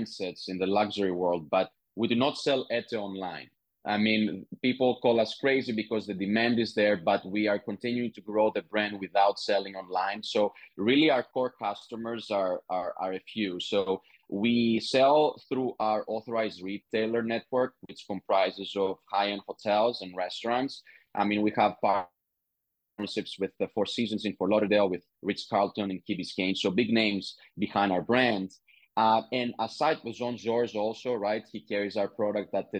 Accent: Greece; I was born and raised in Greece

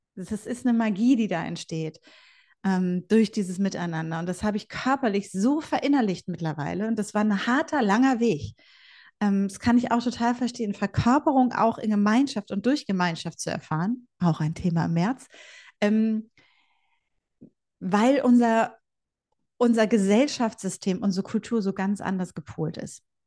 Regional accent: Bielefeld, North Rhine-Westphalia, Germany; ich bin Ostwestfälin äh, durch und durch

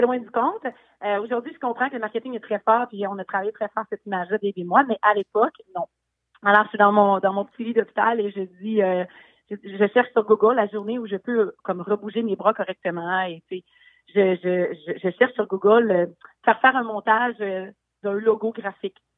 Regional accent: Quebec City, Quebec, Canada; je viens de Québec, effectivement. Ma famille vient du Bas-du-Fleuve, dans le coin de Saint-Jean-Port-Joli, mais je suis euh, basée à Québec depuis ma naissance

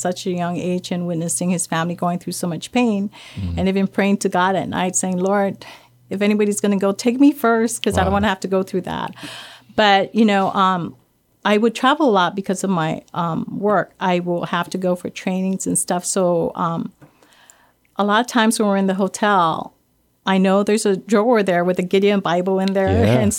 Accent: Guam; I grew up in Guam, yes. And we grew up in a Catholic family.

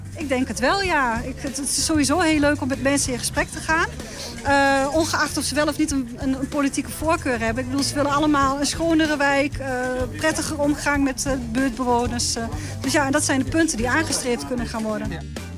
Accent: Enschede, Overijssel, Netherlands; we zijn allemaal bewoners van Enschede

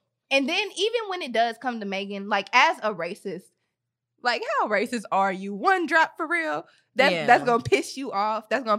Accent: United States; But one thing I can say though is I'm American.

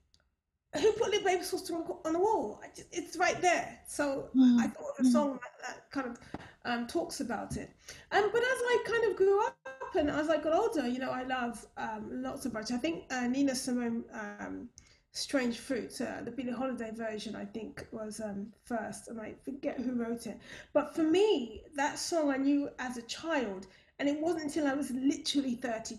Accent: London, United Kingdom; I was raised in Brixton.

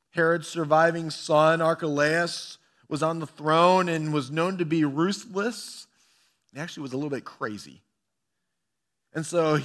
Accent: Bellevue, Ohio, United States; also born or lived in Toccoa, United States / Washington, D.C., United States; I was born in Toccoa, Georgia, a small town in northeast corner of Georgia. I grew up for the early part of my life in Bellevue, Ohio, about 20 minutes directly south of Cedar Point.

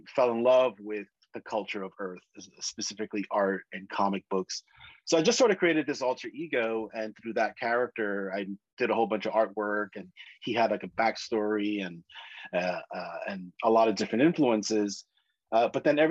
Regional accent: New York City, New York, United States; I'm originally from New York City

